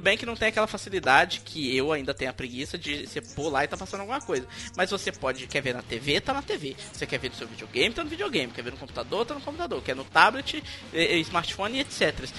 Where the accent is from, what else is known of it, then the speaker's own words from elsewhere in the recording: Minas Gerais, Brazil; o trem aqui de mineiro, né? Eu sou mineiro, por isso que eu falo